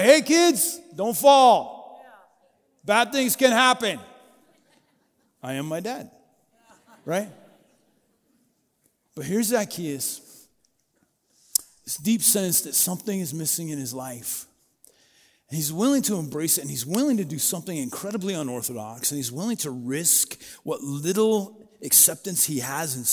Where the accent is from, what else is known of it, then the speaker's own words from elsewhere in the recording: Booneyville, Colorado, United States; now in Yellowstone County, United States; I grew up in Booneyville, Colorado